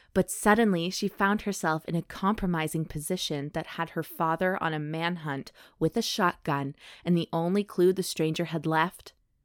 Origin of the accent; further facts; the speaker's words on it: Savannah, Georgia, United States; I'm from Savannah, Georgia, baby.